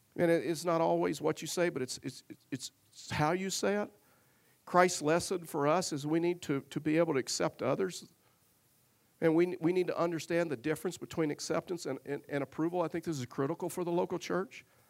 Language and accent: English; Tyler, Texas, United States; I was raised in Tyler, Texas